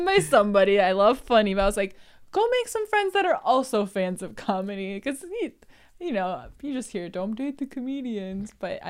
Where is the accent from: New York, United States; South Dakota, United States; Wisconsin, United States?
Wisconsin, United States; Marshfield; So I thought we could chat about the contrast because you did come back to my hometown.